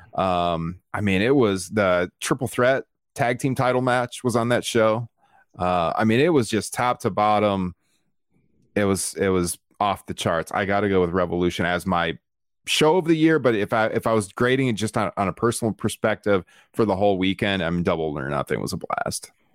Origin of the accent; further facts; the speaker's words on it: Iowa, United States; here in my hometown